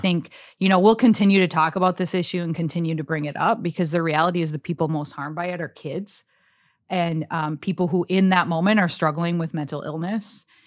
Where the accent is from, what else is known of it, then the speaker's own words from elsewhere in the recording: Cass Lake, Minnesota, United States; now in Roseville, United States; I grew up in Cass Lake, you know, really small town